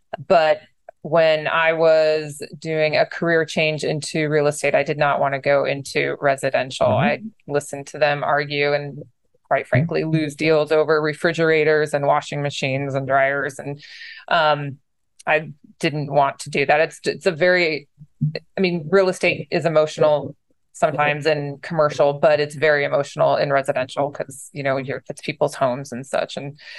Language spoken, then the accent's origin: English; San Diego, California, United States; also born or lived in upstate New York; So, dad was in the Navy in my younger years, and I grew up in San Diego, and then we moved to upstate New York when he got out of the Navy.